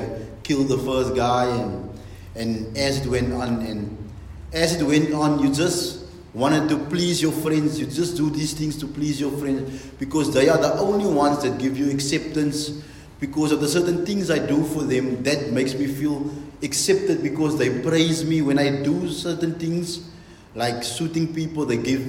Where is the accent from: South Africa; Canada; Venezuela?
Canada; Bonnyville, Alberta; I'm from Bonnyville. I attend the Beautiful Exchange Grace Church. I was born and bred in Bonnyville.